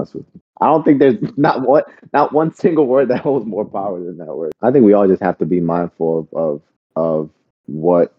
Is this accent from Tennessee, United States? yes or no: no; New Orleans, Louisiana, United States; moved away; I grew up in New Orleans, which is highly populated by Black folks